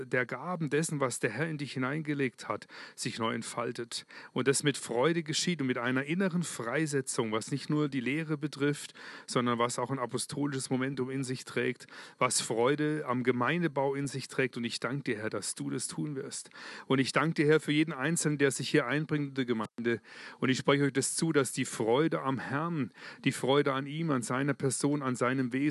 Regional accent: Germany; Als Deutscher, und ich nehme jetzt mal die Schweizer mit rein, ich bin jetzt auch Schweizer, gell, gerade. Ich und Deutscher, ich möchte mich bedanken bei euch

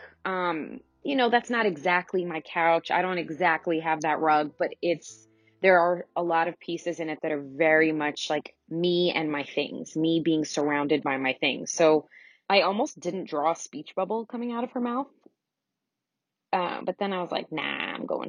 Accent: Teaneck, New Jersey, United States; in our house growing up in Teaneck, New Jersey

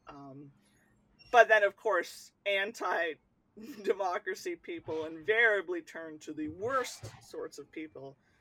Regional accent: United States; I'll say the states

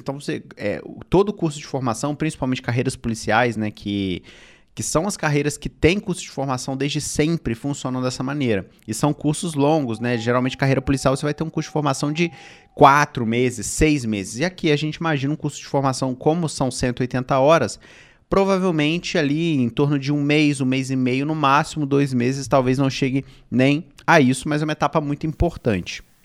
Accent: Rio de Janeiro, Brazil; eu sou do Rio de Janeiro

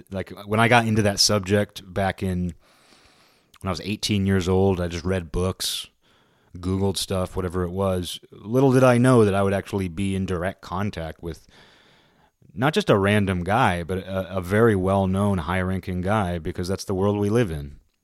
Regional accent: United States; moved away; I'm an American

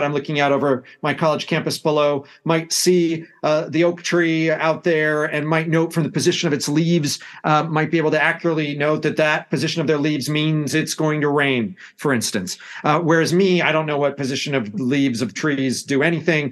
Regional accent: United States; accent: American; you can tell from my accent that I come from the United States.

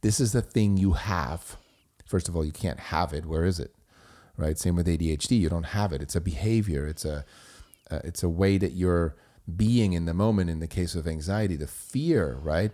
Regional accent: Switzerland; first language German; English is a second language; moved away as an adult; I grew up in Switzerland, so my native tongue is German

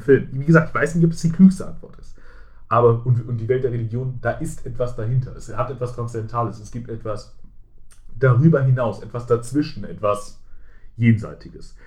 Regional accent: Germany; privilegiert als Deutscher, der äh, Englisch kann.

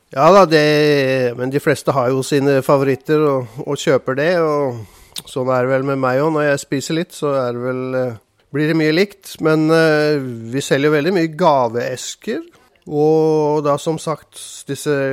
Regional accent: Oslo, Norway; moved away as an adult; also born or lived in Randers, Denmark; now in Arendal, Norway; Jeg kommer fra Oslo

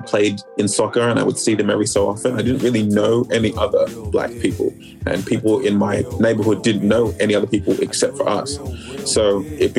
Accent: Sydney, New South Wales, Australia; moved away as an adult; also born or lived in Melbourne, Australia; we quickly moved to Sydney when I was like three, and that was where I grew up for a major portion of my life

